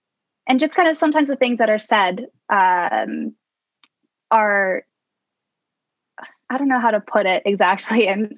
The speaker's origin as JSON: {"language": "English", "town": "Cambridge", "region": "Ontario", "country": "Canada", "tie": "born or raised there", "also_born_or_lived": "Los Angeles, United States", "moved": "as an adult", "lives_now": "Leeds, United Kingdom", "said": "I was born and raised in Cambridge, Ontario."}